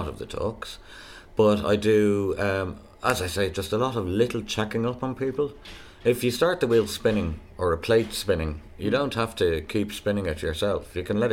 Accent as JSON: {"language": "English", "country": "Ireland", "moved": "yes", "said": "I'm an Irish blow-in"}